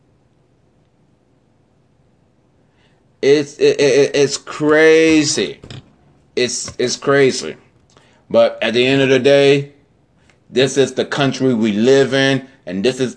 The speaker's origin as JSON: {"language": "English", "region": "Florida", "country": "United States", "said": "my home state of Florida."}